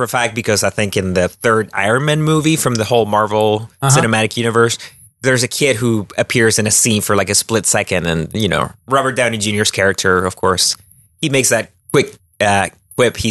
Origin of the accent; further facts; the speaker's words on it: Chile; moved away; growing up in Chile and South America